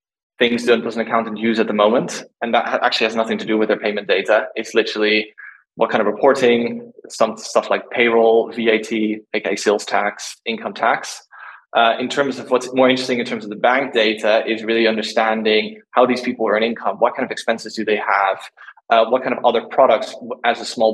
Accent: Netherlands; moved away; I'm originally from Holland. We're all very frugal over there

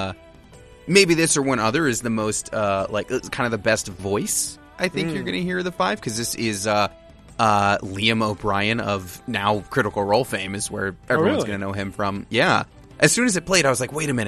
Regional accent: United States; We are 3 American men

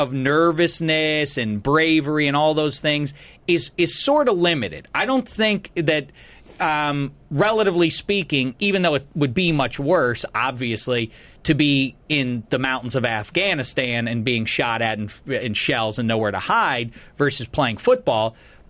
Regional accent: Pittsburgh, Pennsylvania, United States; I am from Pittsburgh, and there's nowhere that is more sort of identified with its teams than Pittsburgh is.

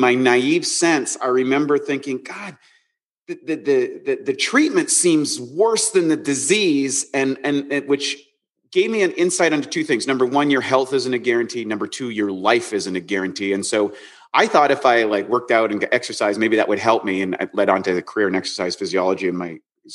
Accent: Canada; grew up as a Canadian, kind of ordinary life

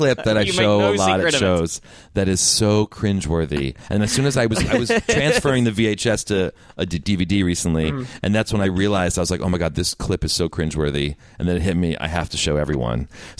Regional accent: Princeton, New Jersey, United States; growing up in Princeton, Jersey, where I'm from

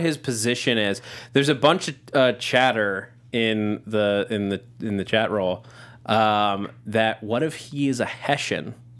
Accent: near Sleepy Hollow, New York, United States; I grew up right near Sleepy Hollow, like two towns over

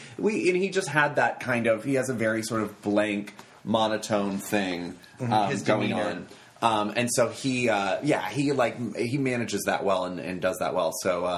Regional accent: Georgia, United States; moved away; I'm from Georgia

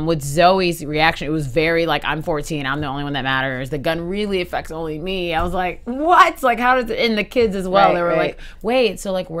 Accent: Texas, United States; I'm from Texas

